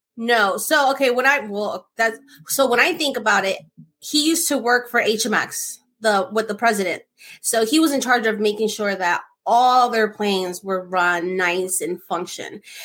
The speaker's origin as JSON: {"language": "English", "region": "New Jersey", "country": "United States", "said": "I'm from Jersey, from New York, New Jersey"}